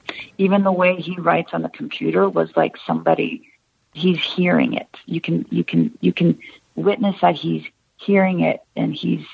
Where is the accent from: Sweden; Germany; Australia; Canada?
Canada; But as a Canadian, there's an extra obstacle in literally having papers